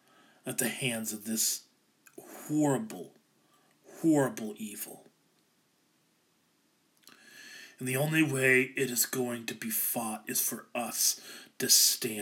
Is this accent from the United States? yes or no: yes; Ankeny, Iowa, United States; I grew up in Ankeny, which is another suburb of Des Moines